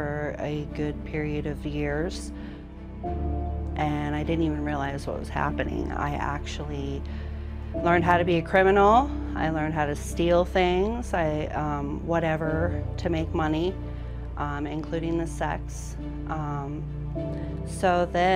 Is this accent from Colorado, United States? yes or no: yes; Fort Collins, Colorado, United States; moved away as an adult; also born or lived in Loveland, Colorado / Alaska; I am from Fort Collins, Colorado. I was born in Loveland.